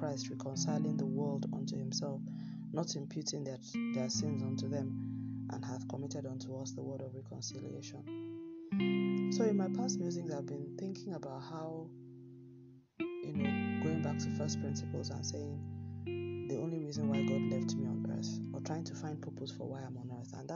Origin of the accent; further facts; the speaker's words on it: Nigeria; in my home country